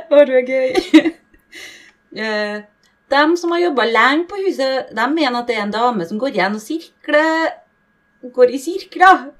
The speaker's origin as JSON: {"language": "Norwegian", "town": "Bergen", "region": "Vestland", "country": "Norway", "said": "Men altså, jeg skal være ærlig, da, siden jeg er fra Bergen, og jeg har ikke, jeg har ikke opplevd noe sjøl."}